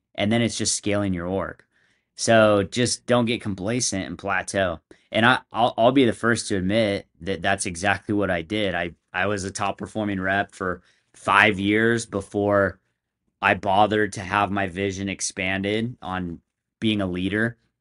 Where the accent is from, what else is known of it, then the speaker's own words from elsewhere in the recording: San Diego, California, United States; moved away as an adult; now in Utah, United States; I moved up to Utah from San Diego. That's where I'm from.